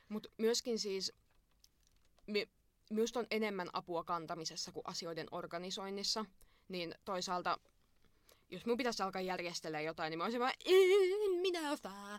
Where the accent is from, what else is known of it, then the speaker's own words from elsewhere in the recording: Imatra, South Karelia, Finland; minä olen Imatralta.